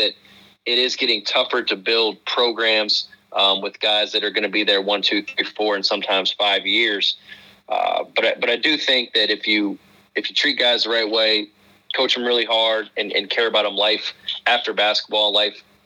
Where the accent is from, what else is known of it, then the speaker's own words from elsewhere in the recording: Lexington, Kentucky, United States; I was born in Lexington, Kentucky